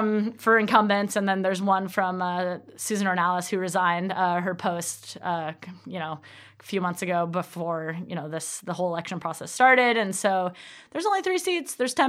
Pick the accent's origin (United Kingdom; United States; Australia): United States; Arcata, California; also born or lived in Portland, Oregon; I was born and raised in Arcata. I've lived in Arcata pretty much my whole life except for my college years, but I couldn't stay away. I came back, did my teaching credential in 2014 to 2015.